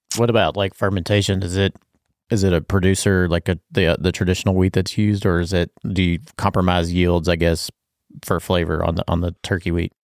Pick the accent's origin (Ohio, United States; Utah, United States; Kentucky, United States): Kentucky, United States; Bardstown; I grew up in Barstown